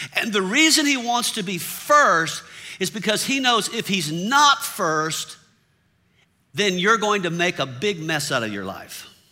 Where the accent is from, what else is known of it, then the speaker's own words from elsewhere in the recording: the South, United States; I grew up in the South